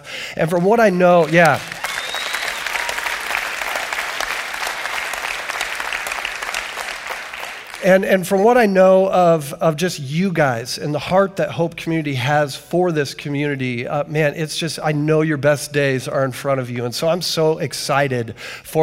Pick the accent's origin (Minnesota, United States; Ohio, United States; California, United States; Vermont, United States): Ohio, United States; Canton; I come from Canton, Ohio, the 9th most miserable city